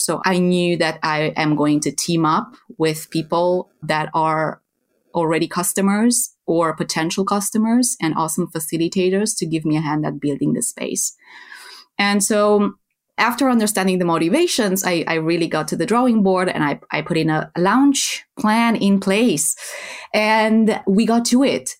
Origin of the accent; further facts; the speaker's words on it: Romania; moved away as an adult; now in Netherlands; I am originally from Romania, from Eastern Europe